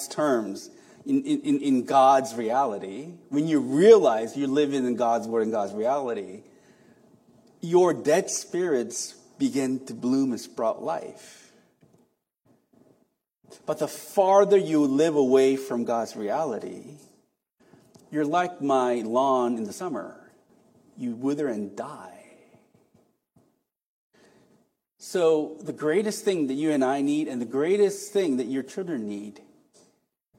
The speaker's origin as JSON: {"language": "English", "country": "South Korea", "tie": "born or raised there", "moved": "yes", "said": "I was raised in Korea. I'm an apartment fellow. I feel comfortable in concrete jungle."}